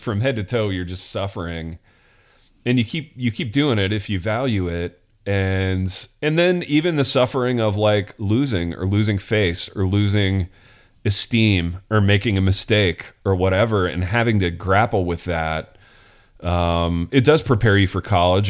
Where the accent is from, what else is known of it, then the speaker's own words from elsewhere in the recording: Hartford City, Indiana, United States; I'm in East Central Indiana at this point, a little town called Hartford City